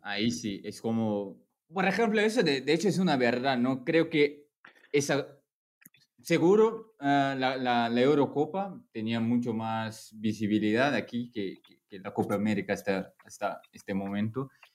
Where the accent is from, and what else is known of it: Brazil; Spanish is a second language